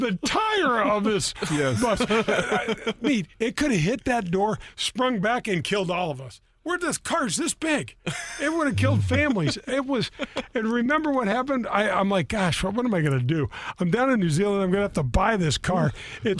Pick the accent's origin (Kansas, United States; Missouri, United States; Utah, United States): Missouri, United States; I'm from Missouri